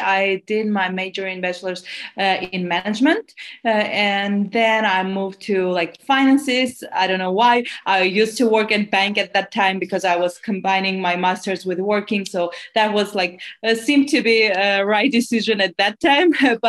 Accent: Armenia; English is a second language; also born or lived in Los Angeles, United States; Actually, I was born in LA and then moved back to Armenia, where my parents are from. And I've been like back and forth.

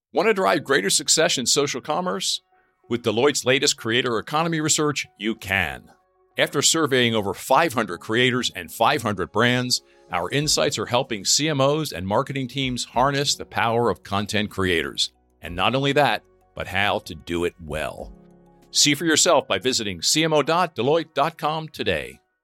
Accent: near Conshohocken, Pennsylvania, United States; Headquartered in Conshohocken, Pennsylvania, near my hometown

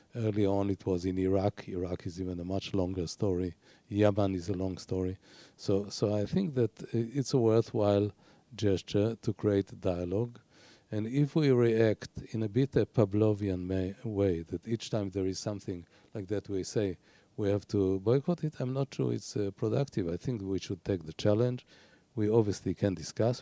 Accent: Haifa, Haifa District, Israel; I was born in Haifa, which is by itself a very low-key city.

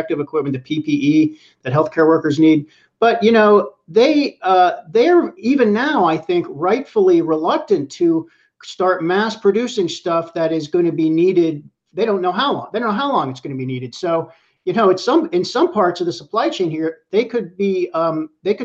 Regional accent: Pittsburgh, Pennsylvania, United States; moved away; I'm from Pittsburgh, which is flyover country. I grew up there and I still have family there.

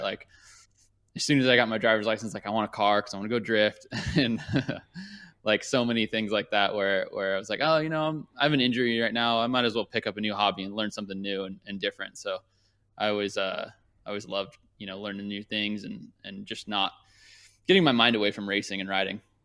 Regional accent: Thousand Oaks, California, United States; also born or lived in Newport Beach, California / Orange County, California; I grew up in Thousand Oaks, and I the closest track was like an hour and a half away.

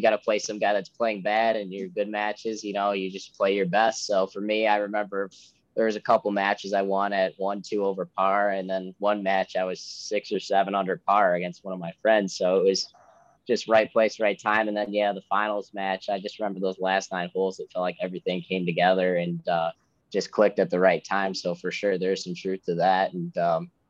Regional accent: Ann Arbor, Michigan, United States; I'm actually from Ann Arbor area

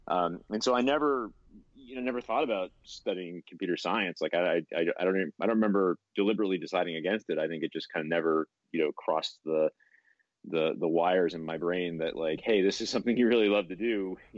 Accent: Buffalo, New York, United States; I grew up in Western New York in Buffalo. My parents didn't have a lot of money.

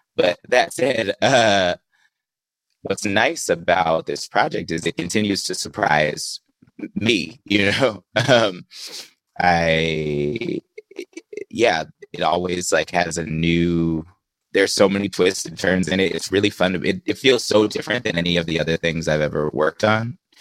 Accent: the Bay Area, California, United States; I grew up in the Bay Area.

